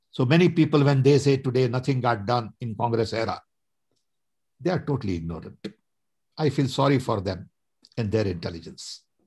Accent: Vadodara, Gujarat, India; moved away as an adult; also born or lived in Odisha; now in United States; I was born in a small little tribal village in Orissa, went to school in Baroda

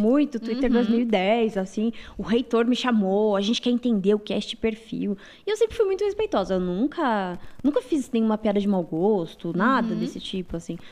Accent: Mafra, Santa Catarina, Brazil; moved away; also born or lived in Rio Negro, Paraná; Eu nasci numa cidade chamada Rio Negro, Paraná, mas eu morei a minha vida toda em Santa Catarina

